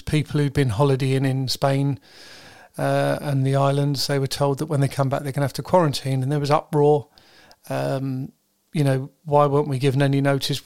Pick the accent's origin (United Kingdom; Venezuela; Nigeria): United Kingdom; I'm British